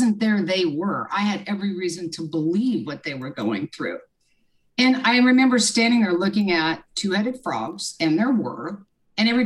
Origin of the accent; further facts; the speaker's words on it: Lawrence, Kansas, United States; I grew up in Kansas, Lawrence, Kansas. I'm a Midwest girl